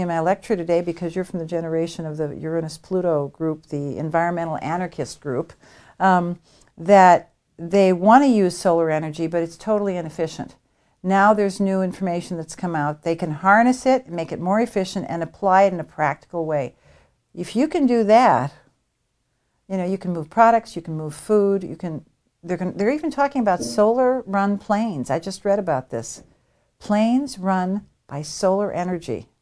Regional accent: United States; I'm an American

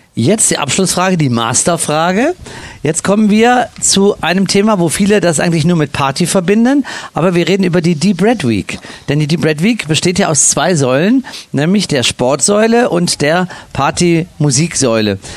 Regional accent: Cologne, North Rhine-Westphalia, Germany; moved away; ich als Kölsche Jung

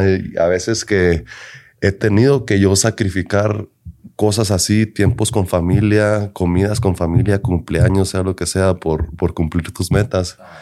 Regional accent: Denver, Colorado, United States; yo soy nacido aquí en Denver, Colorado.

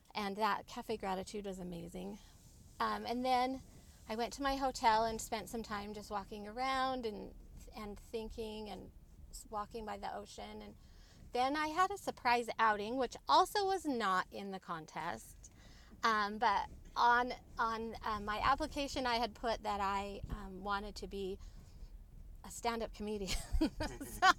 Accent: Utah, United States; I'm from Utah.

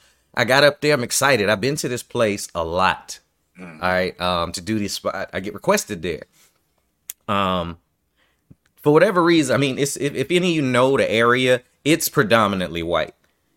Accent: New York, United States; well, I'm from New York and I'm used to saying what the fuck I mean.

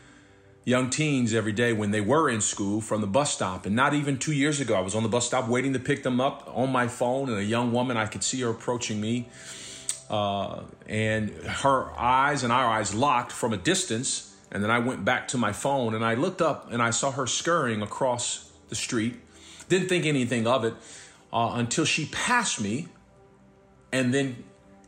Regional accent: Los Angeles, California, United States; moved away; also born or lived in Dallas / New Mexico / San Francisco / Kansas City, Kansas; growing up where I grew up in South Central

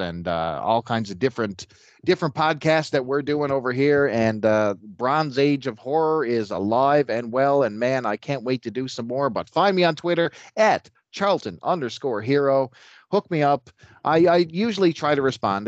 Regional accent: Canada; I hail from the Great White North here in Canada

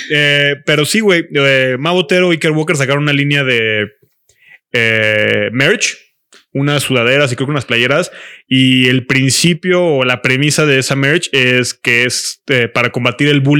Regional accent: Yucatán, Mexico; Porque soy yucateco.

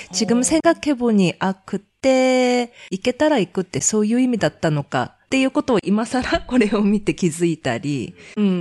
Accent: South Korea; now in Japan; 저는 한국 사람이지만 그래도 일본에서 엄청 오래 살고 있으니까 이제 마인드는 일본

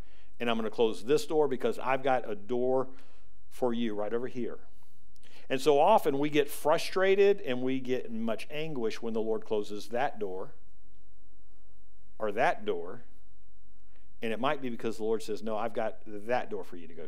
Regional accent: the South, United States; now in Spring Hill, United States; we're from the South

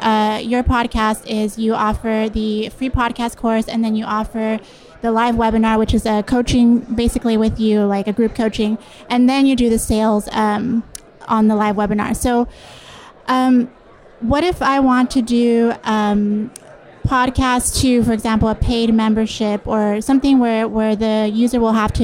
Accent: California, United States; I'm here from Southern California.

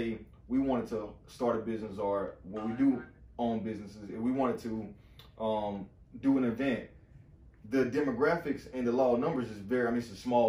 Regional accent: the South, United States; I'm from the South too.

